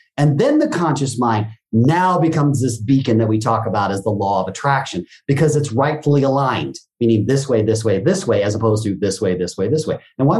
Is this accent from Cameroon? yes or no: no; Japan; coming, growing up in Japan, the word teacher, sensei, is a very big title